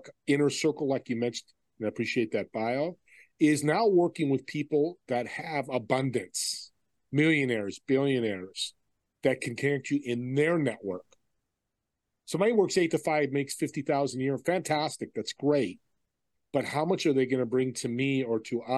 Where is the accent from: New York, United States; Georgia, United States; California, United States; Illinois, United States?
California, United States; Saratoga; I grew up in San Jose, California, a city called Saratoga.